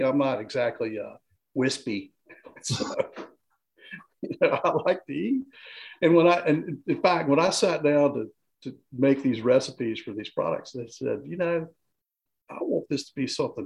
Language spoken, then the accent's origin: English; Greensboro, North Carolina, United States; I grew up in Greensboro